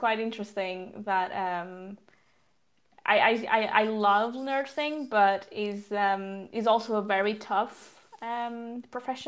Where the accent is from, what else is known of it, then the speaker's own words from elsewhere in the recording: Portugal; moved away as an adult; also born or lived in London, United Kingdom; now in Sweden; I'm originally from Portugal. So south of Europe, and I've grown up there.